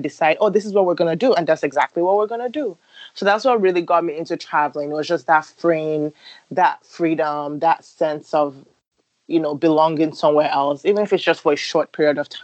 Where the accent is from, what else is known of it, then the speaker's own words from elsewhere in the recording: Nigeria; moved away as an adult; now in Chicago, United States; growing up in Nigeria